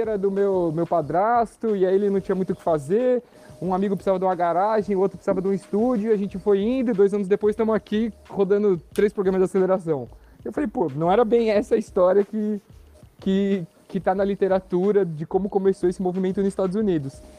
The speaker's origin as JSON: {"language": "Portuguese", "region": "São Paulo", "country": "Brazil", "tie": "born or raised there", "moved": "as an adult", "lives_now": "São Sebastião, Brazil", "said": "E eu nasci em São Paulo, né? Como eu disse, sou paulistano."}